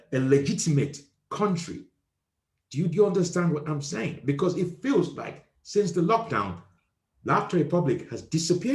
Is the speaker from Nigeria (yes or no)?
yes; Nigeria; moved away; I am originally from Nigeria